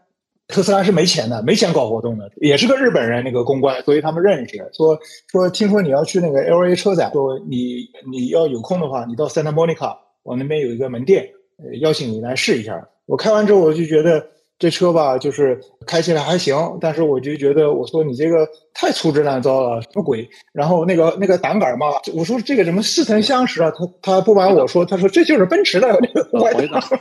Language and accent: Chinese; China; 说明我们中国人自信了嘛，是吧？